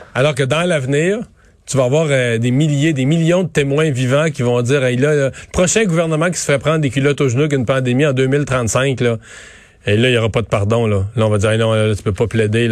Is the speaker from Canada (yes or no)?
yes; Rivière-du-Loup, Quebec, Canada; on arrivait de Rivière-du-Loup